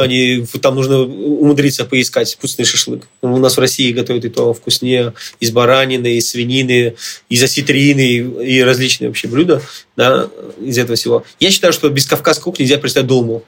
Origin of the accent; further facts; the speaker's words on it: Armenia; я сам армянин